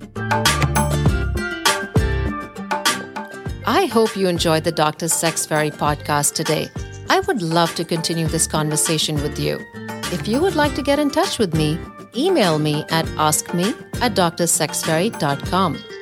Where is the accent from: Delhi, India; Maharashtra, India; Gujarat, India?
Delhi, India; New Delhi; now in United States; I live in the U S, but was born and raised in New Delhi, India